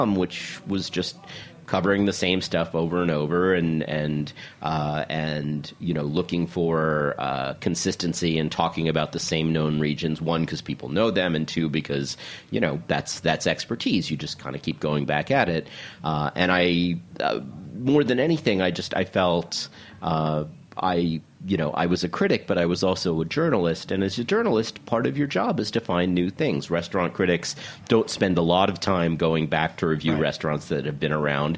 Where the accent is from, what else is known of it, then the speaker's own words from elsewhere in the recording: New York, United States; moved away as an adult; also born or lived in California; Born and raised in New York